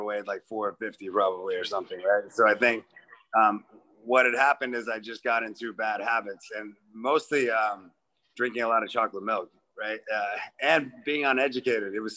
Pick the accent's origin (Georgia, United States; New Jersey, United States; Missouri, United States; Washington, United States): Missouri, United States; Kansas City; moved away as an adult; also born or lived in Memphis, Tennessee / New York; especially in Kansas City, like, you know, it's your hometown